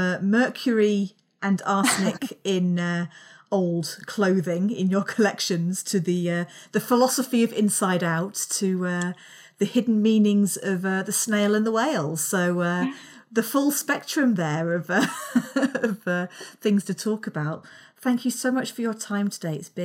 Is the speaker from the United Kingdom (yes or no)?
yes; London, United Kingdom; moved away; also born or lived in Liverpool; as people can probably tell from my accent, I grew up down south, in London.